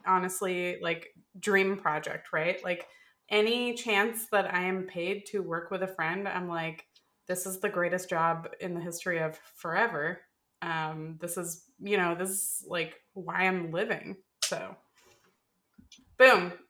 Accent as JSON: {"language": "English", "region": "Florida", "country": "United States", "tie": "born or raised there", "said": "I grew up in Florida"}